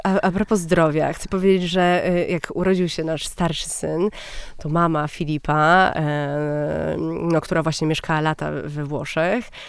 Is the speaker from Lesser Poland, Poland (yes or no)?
no; Warsaw, Masovian Voivodeship, Poland; jesteśmy z Warszawy i, i jesteśmy z nią bardzo związani.